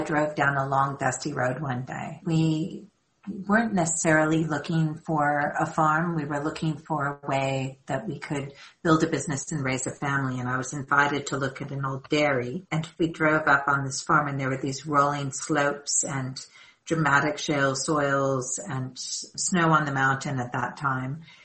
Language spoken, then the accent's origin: English; Southern California, United States; moved away as an adult; now in South Africa; I am born and raised in Southern California and I came to South Africa 20 years ago